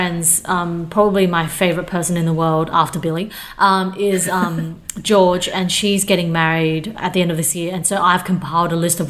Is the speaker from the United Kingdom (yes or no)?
no; Changhua, Changhua County, Taiwan; now in Australia; I'm from Zhanghua. Helen and I, our family are from Zhanghua.